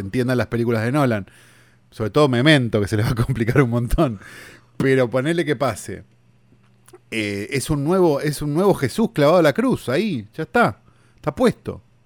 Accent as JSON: {"language": "Spanish", "region": "Buenos Aires", "country": "Argentina", "said": "En Capital, nosotros los que somos porteños"}